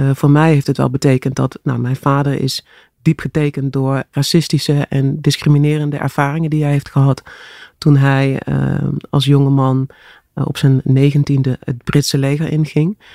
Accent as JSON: {"language": "Dutch", "town": "Grubbenvorst", "region": "Limburg", "country": "Netherlands", "tie": "born or raised there", "also_born_or_lived": "Horst aan de Maas / Broekhuizen", "moved": "yes", "said": "ik ben geboren in Horst aan de Maas. Ja. En ik ben opgegroeid in uh, Grubbevorst, eh, in de buurt van Venlo."}